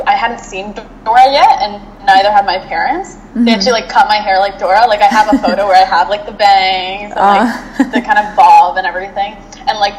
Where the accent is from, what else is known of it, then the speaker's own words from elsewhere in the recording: Regina, Saskatchewan, Canada; now in Ottawa, Canada; I was born in Regina, Saskatchewan. Right now I currently live in Ottawa, Ontario, but growing up in a very rural neighborhood